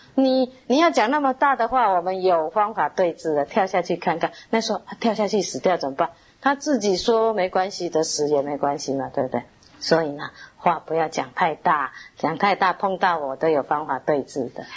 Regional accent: Taiwan; 我们台湾人

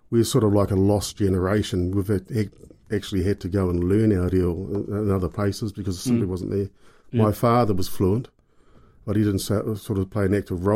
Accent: Porirua, Wellington, New Zealand; moved away as an adult; now in Dunedin, New Zealand; Originally born and bred in a little place called Titai Bay, which is just across the harbour from

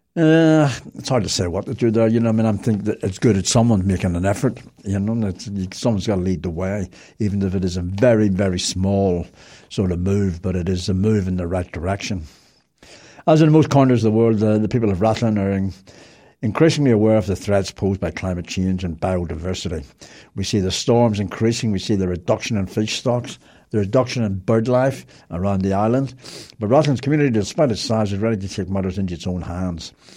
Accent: Belfast, Northern Ireland, United Kingdom; I was born and bred in Belfast

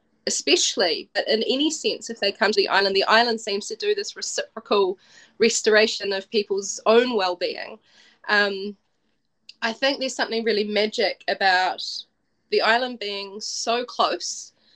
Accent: Wellington, New Zealand; also born or lived in Dunedin; I'm from Wellington, we have a harbour here

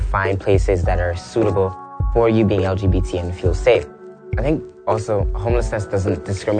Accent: Jamaica; now in New York, United States; I'm a Jamaican gay black man.

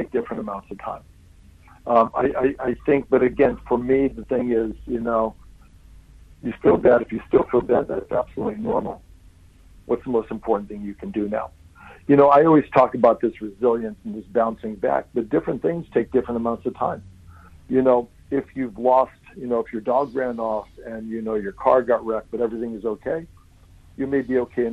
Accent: United States; now in New Zealand; I'm American and Italian

